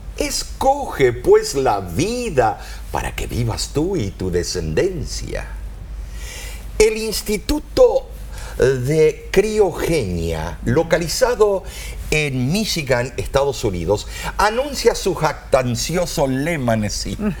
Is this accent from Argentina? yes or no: yes; Argentina; nací en Argentina